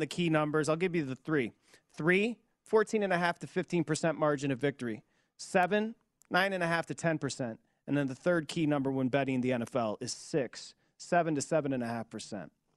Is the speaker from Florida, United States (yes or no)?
no; Michigan, United States; I'm from Michigan